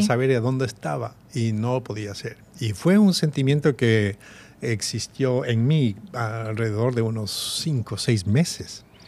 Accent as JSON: {"language": "Spanish", "town": "Quito", "region": "Pichincha", "country": "Ecuador", "tie": "born or raised there", "also_born_or_lived": "Columbus, Ohio", "moved": "as an adult", "said": "yo nací y crecí en Quito"}